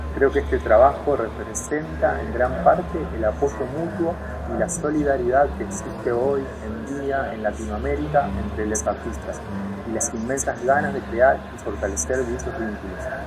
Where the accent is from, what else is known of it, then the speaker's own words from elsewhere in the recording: Bahía Blanca, Buenos Aires Province, Argentina; moved away as an adult; now in San Juan, Argentina; Nací en Bahía Blanca, sur de Buenos Aires, Argentina, en 1989 y desde hace 10 años vivo en San Juan